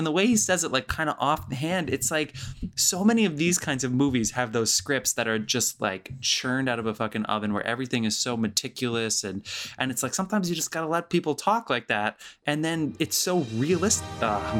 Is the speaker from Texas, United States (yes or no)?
no; New Jersey, United States; I'm from Jersey and I grew up in New Jersey, and this is that is exactly how people talk.